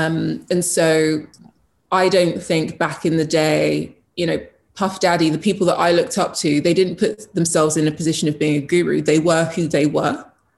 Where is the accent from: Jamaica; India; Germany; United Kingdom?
Jamaica; I'm Jamaican. I come from a family of, if you want something, you go for it.